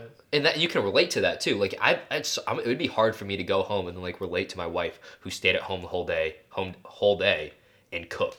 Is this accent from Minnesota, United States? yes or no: yes; Minnesota, United States; we're from Minnesota